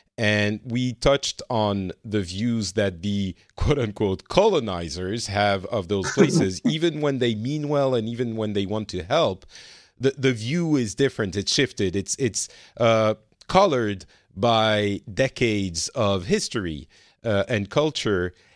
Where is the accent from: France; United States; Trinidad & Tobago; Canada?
France; now in Finland; I am in Finland. I'm originally from France.